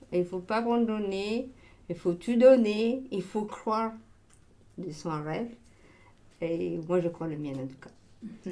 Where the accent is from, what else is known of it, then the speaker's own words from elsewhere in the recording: Ethiopia; French is a second language; moved away as an adult; now in Marseille, France; je suis née en Éthiopie et ça fait dix ans que j'habite en France